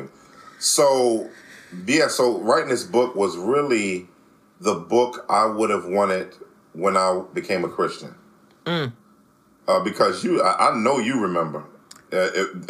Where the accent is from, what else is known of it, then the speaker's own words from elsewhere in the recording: Washington, District of Columbia, United States; now in Philadelphia, United States; I was born and raised in Washington, D.C., grew up during the crack era